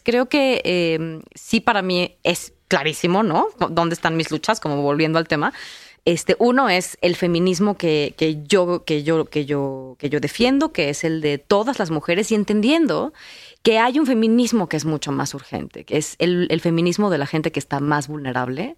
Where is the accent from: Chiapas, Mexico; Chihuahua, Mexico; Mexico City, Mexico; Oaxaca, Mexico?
Mexico City, Mexico; yo crecí en la Ciudad de México